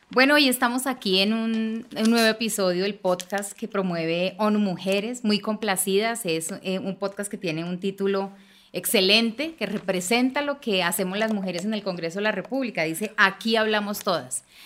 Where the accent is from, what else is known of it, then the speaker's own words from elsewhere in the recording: Bogotá, Colombia; una mujer bogotana, nací en el barrio de Kennedy